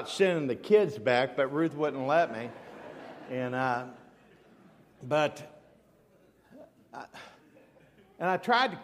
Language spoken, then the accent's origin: English; Dayton, Ohio, United States; I was raised in Dayton, Ohio